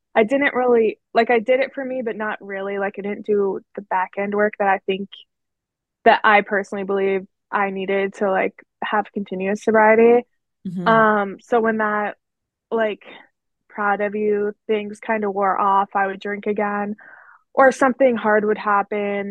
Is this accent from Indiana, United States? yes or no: no; Pittsburgh area, Pennsylvania, United States; So I'm in Pennsylvania. I always tell people I'm from Pittsburgh, but I'm really like an hour away